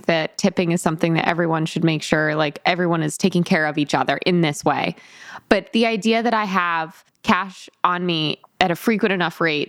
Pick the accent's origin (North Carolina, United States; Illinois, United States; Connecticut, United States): Connecticut, United States; I'm from Connecticut